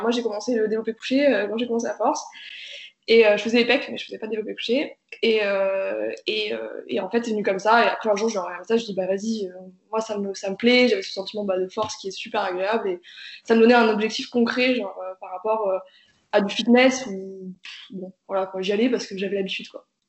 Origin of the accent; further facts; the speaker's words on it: Ukraine; moved away; je suis née en Ukraine